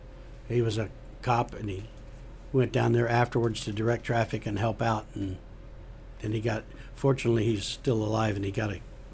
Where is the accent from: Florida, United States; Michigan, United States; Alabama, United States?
Florida, United States; I mean, they wouldn't let me, just because I was from Broward County.